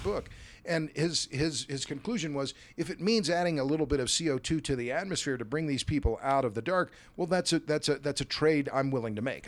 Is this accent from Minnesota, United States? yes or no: no; Tulsa, Oklahoma, United States; Tulsa's my hometown, Tulsa, Oklahoma